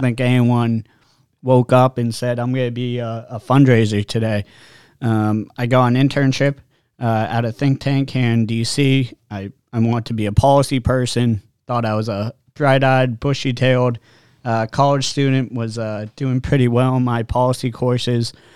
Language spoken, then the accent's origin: English; Massachusetts, United States; also born or lived in New Hampshire; growing up in Massachusetts and New Hampshire